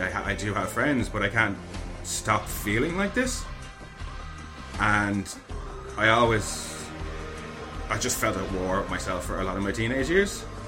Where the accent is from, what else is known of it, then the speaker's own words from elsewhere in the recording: Ireland; I was born screaming in Ireland